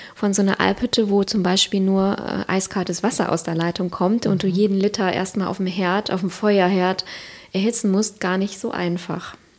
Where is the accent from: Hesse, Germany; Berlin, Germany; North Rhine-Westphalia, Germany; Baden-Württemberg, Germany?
North Rhine-Westphalia, Germany; Siegerland; moved away; also born or lived in Cologne / Hamburg; ich komme ursprünglich aus dem Siegerland